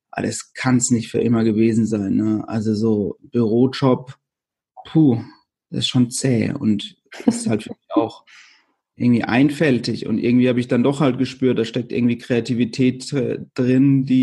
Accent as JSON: {"language": "German", "town": "Wöschbach", "region": "Baden-Württemberg", "country": "Germany", "tie": "born or raised there", "said": "Das ist ein, ein kleines Dorf, also mein Heimatdorf in der Nähe von Karlsruhe eben."}